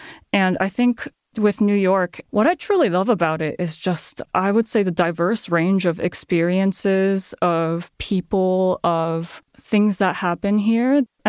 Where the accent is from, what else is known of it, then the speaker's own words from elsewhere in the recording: Japan; now in United States; And I come from Japan, right?